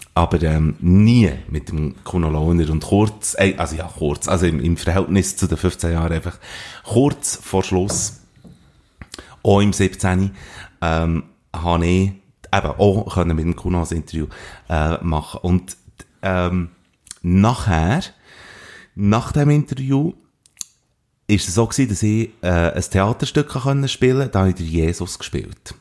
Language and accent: German; Switzerland; als Schweizer Journalist